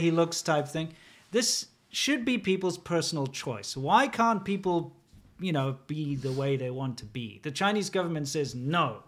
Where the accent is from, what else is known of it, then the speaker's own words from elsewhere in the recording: South Africa; moved away as an adult; also born or lived in China; growing up in my twenty-five years, growing up in South Africa